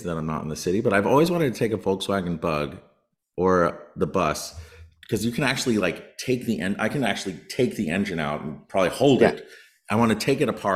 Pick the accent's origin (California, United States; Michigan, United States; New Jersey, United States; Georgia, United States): New Jersey, United States; growing up in New Jersey